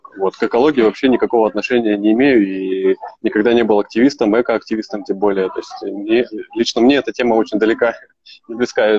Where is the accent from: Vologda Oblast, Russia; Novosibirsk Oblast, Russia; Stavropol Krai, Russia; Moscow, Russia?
Novosibirsk Oblast, Russia; Novosibirsk; also born or lived in Kyzyl, Tuva; сам я из Новосибирска, да. А сейчас я не в Новосибирске, я в городе Кызыл.